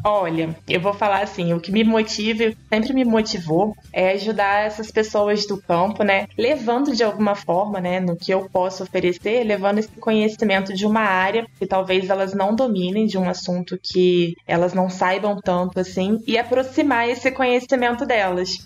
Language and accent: Portuguese; Valença, Rio de Janeiro, Brazil; Eu sou do Rio de Janeiro, mas do interior.